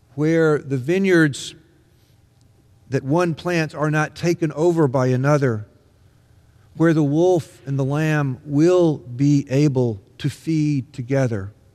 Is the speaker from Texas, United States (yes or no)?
no; Mississippi, United States; When I was growing up in Mississippi in the nineteen sixties